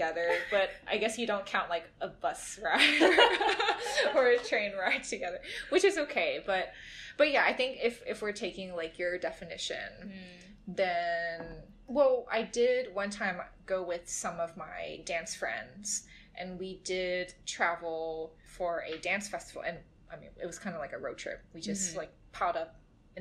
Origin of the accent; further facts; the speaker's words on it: Louisiana, United States; my hometown, small town Louisiana, out in the bayou.